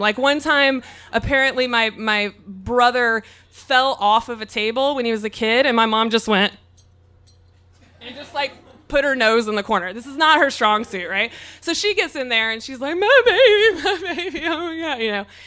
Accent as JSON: {"language": "English", "region": "Mississippi", "country": "United States", "moved": "yes", "lives_now": "San Diego, United States", "said": "I'm from Mississippi"}